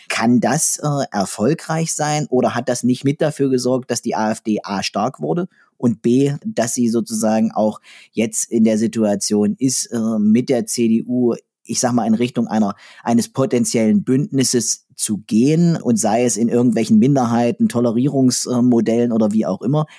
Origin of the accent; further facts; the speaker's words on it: southern Saxony-Anhalt, Germany; ich komme hier aus der Region im südlichen Sachsen-Anhalt, wo die Chemieindustrie sehr, sehr groß war